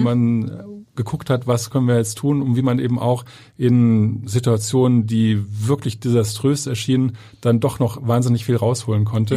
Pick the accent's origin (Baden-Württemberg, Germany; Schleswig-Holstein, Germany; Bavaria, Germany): Schleswig-Holstein, Germany; Kiel; moved away as an adult; also born or lived in southern Germany; now in Hamburg, Germany; ich bin gebürtiger Kieler